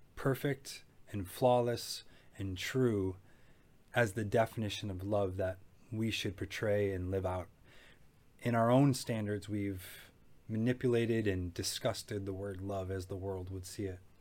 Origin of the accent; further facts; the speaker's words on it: Macomb County, Michigan, United States; I grew up in Macomb County, a suburban area that was kind of known for above average living